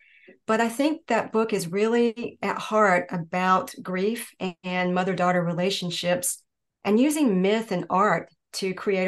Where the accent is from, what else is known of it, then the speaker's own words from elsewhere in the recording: Greenville, North Carolina, United States; I grew up in Eastern North Carolina, and the town in the story is called Full River, and it's loosely based on my hometown of Greenville, North Carolina.